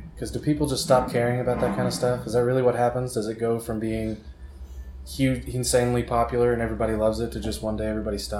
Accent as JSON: {"language": "English", "town": "Tulsa", "region": "Oklahoma", "country": "United States", "tie": "born or raised there", "said": "I was growing up in Tulsa"}